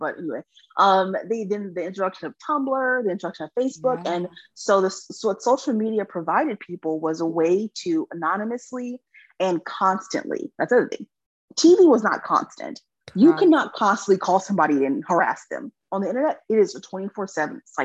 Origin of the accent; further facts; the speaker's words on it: California, United States; moved away as an adult; also born or lived in Texas; I'm from California